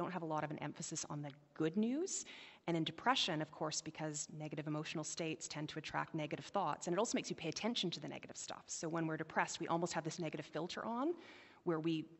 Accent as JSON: {"language": "English", "town": "White Rock", "region": "British Columbia", "country": "Canada", "tie": "born or raised there", "said": "I grew up in White Rock, and it doesn't snow in White Rock"}